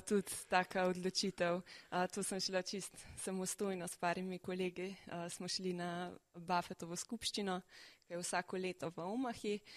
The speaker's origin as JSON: {"language": "Slovenian", "country": "Slovenia"}